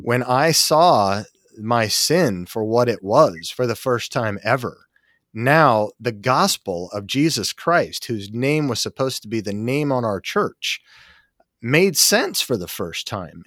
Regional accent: Salt Lake City, Utah, United States; I grew up in Salt Lake City, Utah, as a seventh generation Mormon

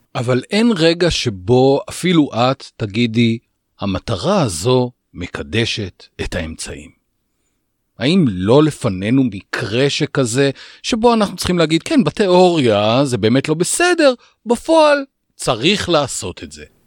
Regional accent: Israel; כאן בישראל אנחנו ישראלים

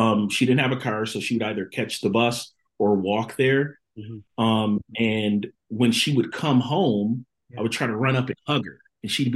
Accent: Buffalo, New York, United States; moved away as an adult; also born or lived in Waco, Texas; I'm originally from Buffalo, New York, single family, just my mom and my brother at the time

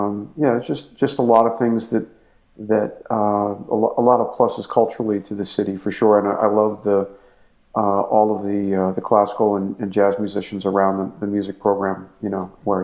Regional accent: New York City, New York, United States; moved away as an adult; now in Winnipeg, Canada; I'm originally from Staten Island, New York. I'm in my ninth year here in Winnipeg teaching at the University of Manitoba Jazz Program.

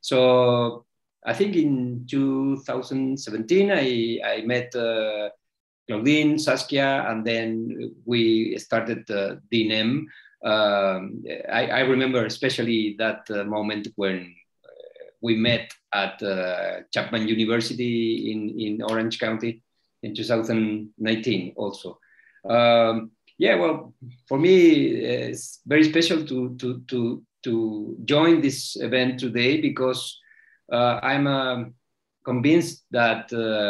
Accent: Santiago, Santiago Metropolitan Region, Chile; I'm connecting from Santiago, Chile, and a proud member of this group of researchers and makers. For me, I'm an information designer also. And coming from a country like Chile

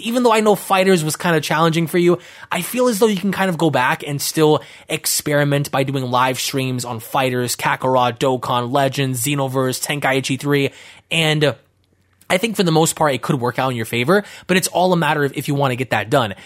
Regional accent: New York City, New York, United States; growing up near Bushwick was insane

